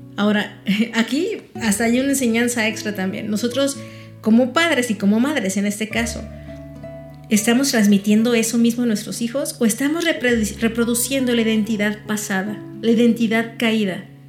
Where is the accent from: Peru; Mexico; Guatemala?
Mexico; Yo simplemente nací aquí, me registraron aquí y soy mexicana.